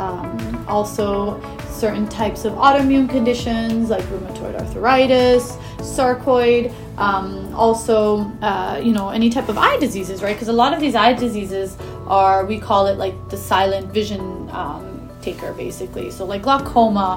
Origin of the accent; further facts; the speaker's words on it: Edmonton, Alberta, Canada; moved away as an adult; also born or lived in Texas / Baltimore, Maryland; Born and raised in Edmonton.